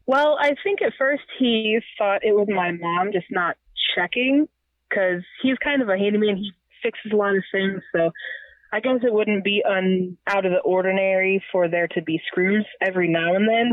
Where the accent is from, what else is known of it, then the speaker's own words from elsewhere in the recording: Missouri, United States; born and raised in Missouri